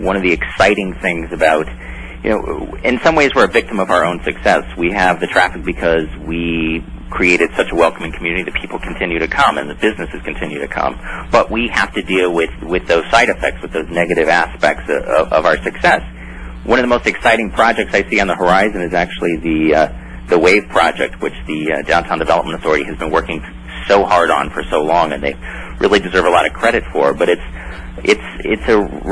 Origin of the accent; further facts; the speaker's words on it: Western Palm Beach County, South Florida, United States; I'm a South Florida boy. I grew up in Western Palm Beach County